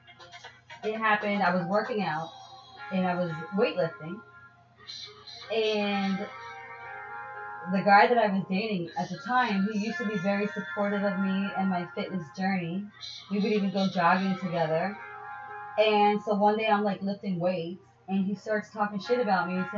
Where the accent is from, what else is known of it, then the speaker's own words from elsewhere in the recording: New York City, New York, United States; I come from New York City